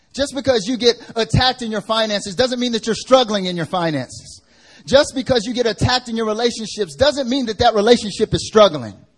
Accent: United States; now in South Korea; I'm American

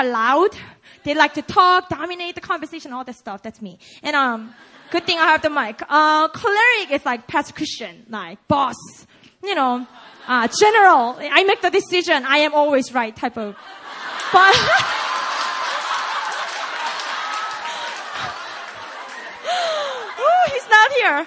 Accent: South Korea; accent: Konglish; first language Korean; English is a second language; now in United States; I'm just a Korean native

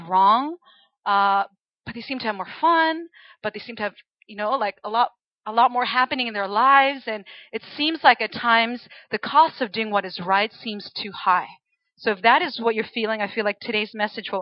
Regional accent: Chile; moved away as an adult; now in United States; I am actually originally from Chile. So I was born and raised in Chile until I was about 18 years old, and then I went to college in the States

